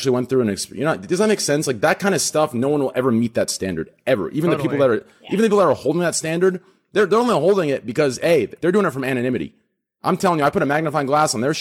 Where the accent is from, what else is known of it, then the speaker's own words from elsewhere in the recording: Texas, United States; I'm from Texas.